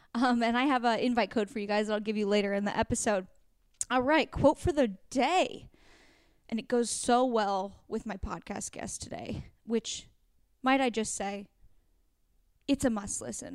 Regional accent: Oregon, United States; moved away; I grew up in Oregon where, like, we had crappy weather

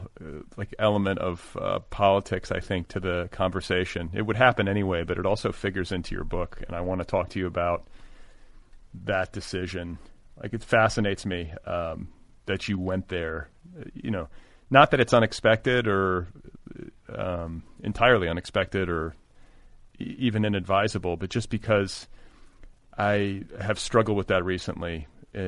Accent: Midwest, United States; my childhood in the Midwest

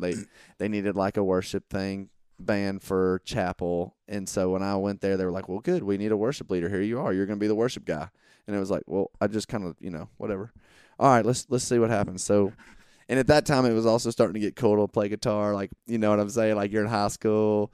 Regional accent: Monroe, Georgia, United States; I grew up in, uh, small town Georgia

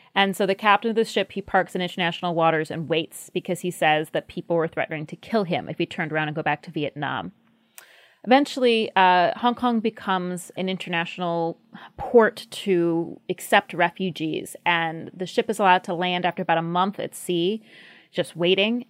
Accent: United States; we as a country

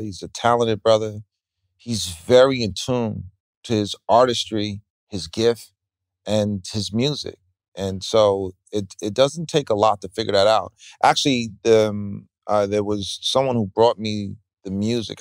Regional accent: New York, United States; being a New Yorker

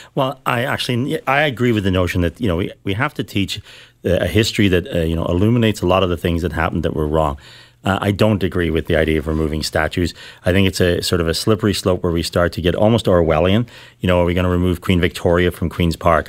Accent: Ireland; now in Canada; I grew up in Ireland

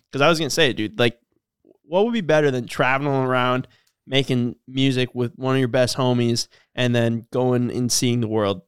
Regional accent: Cormorant, Minnesota, United States; we're from Cormorant

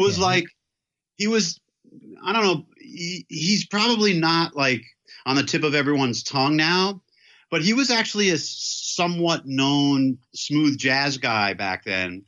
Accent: New York City, New York, United States; I grew up in Manhattan, right in New York City, and in Chelsea

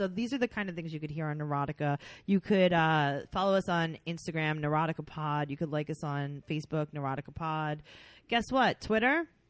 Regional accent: New York City, New York, United States; We're from New York City.

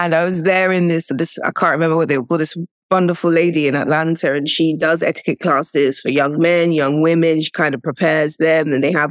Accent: United Kingdom; also born or lived in Nigeria; I'm British, Nigerian

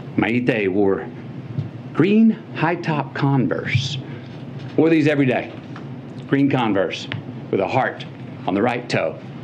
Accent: Uvalde, Texas, United States; my hometown of Uvalde.

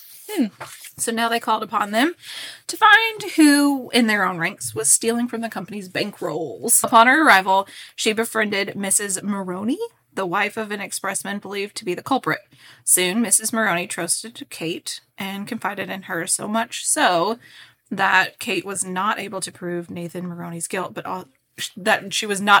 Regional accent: Kentucky, United States; is Kentucky north enough for you

